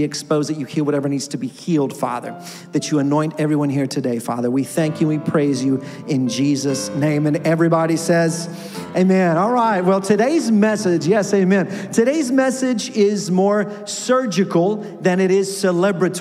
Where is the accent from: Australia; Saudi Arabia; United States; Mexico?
Mexico; moved away; I grew up in Mexico, and my first position as a pastor was in a Spanish church